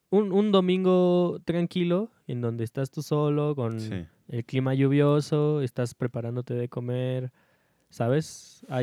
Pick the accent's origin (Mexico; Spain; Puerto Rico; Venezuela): Mexico; State of Mexico; tristemente nosotros somos estado de mexiqueñeros y mm. somos mexiquenses.